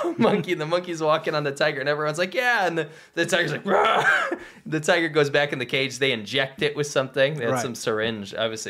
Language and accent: English; United States; Myself, I'm an American.